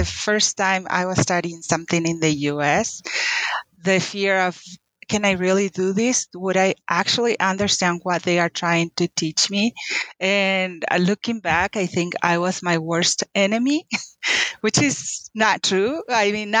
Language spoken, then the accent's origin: English; Paraguay; English is a second language; moved away as an adult; now in United States; I was born and raised in Paraguay, South America. Moved to the U.S. When I was 18